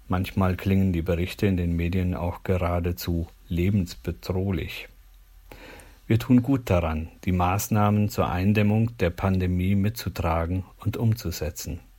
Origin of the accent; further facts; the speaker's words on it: Gnarrenburg, Lower Saxony, Germany; In meiner alten Heimat Gnadenburg gab es ein Baugebiet im Moor